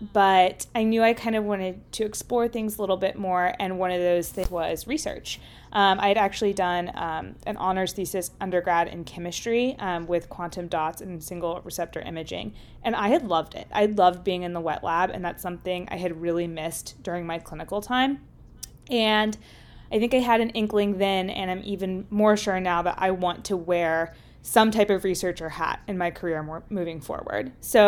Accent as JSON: {"language": "English", "town": "Lexington", "region": "Kentucky", "country": "United States", "moved": "as an adult", "lives_now": "Washington, D.C., United States", "said": "I am from Lexington, Kentucky, so not too far down the road. I'm also in between my M3 and M4 year, and I'm living in kind of downtown Washington, D.C. area, DuPont Circle"}